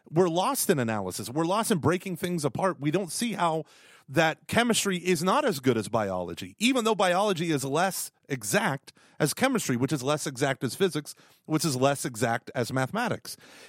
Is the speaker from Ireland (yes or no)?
yes; Ireland; But I'm Irish.